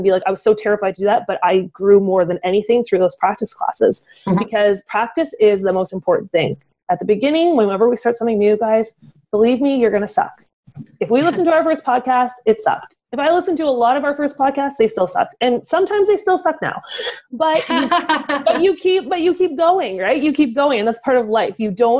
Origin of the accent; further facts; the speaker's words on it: Canada; we're Canadian